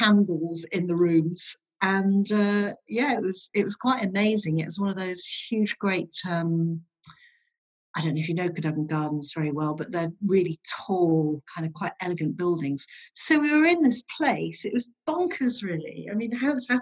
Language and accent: English; Withernsea, Yorkshire and the Humber, United Kingdom; also born or lived in Hull; We moved from Hull to Withernsea when my parents got divorced